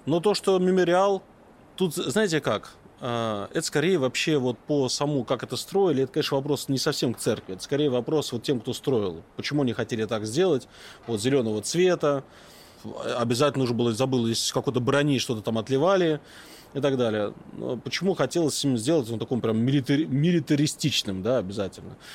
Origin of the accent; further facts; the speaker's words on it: Moscow, Russia; я, как коренной житель Москвы, а сейчас живу в Москве, но то есть коренной москвич